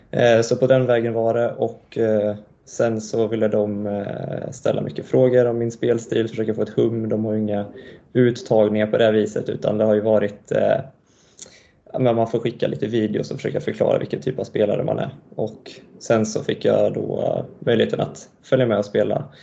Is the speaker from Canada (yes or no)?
yes; Montreal, Quebec, Canada; born there; så jag är född i Montreal i Kanada då och ehm, pappa och hela hans sida av släkten är därifrån och därav då det dubbla medborgarskapet.